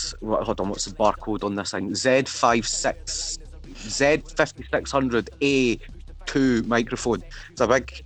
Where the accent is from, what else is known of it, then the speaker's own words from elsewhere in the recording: Fife, Scotland, United Kingdom; rapping in my own accent